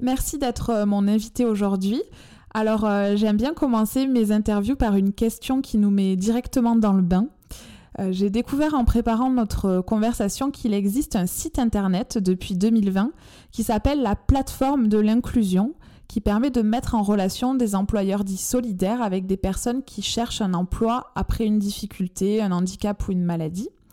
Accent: France; accent: chantant (sing-song); mon accent chantant

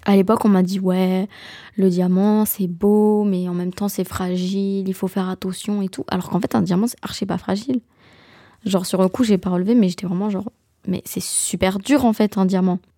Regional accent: Belgium; Je suis belge

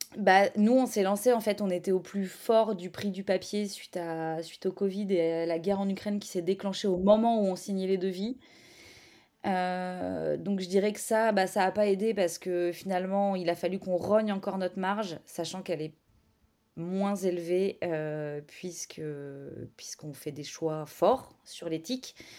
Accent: Caen, Normandy, France; moved away as an adult; also born or lived in Paris; now in Caen, France; je suis originaire de Caen, on est revenu sur Caen

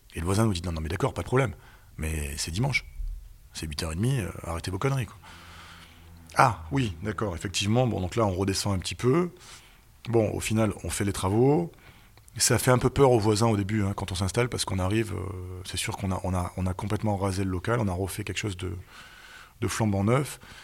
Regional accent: Nice, Provence-Alpes-Côte d'Azur, France; also born or lived in Paris / England; je suis né à Nice en 1979

